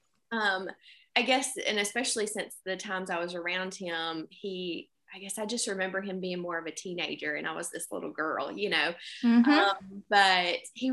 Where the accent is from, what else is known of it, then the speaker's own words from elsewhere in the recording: Anderson, South Carolina, United States; now in Greenwood, United States; I am originally from Anderson, South Carolina